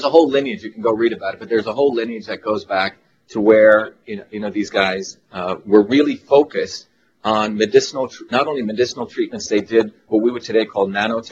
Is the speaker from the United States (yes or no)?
no; Mumbai, Maharashtra, India; moved away; I was born in India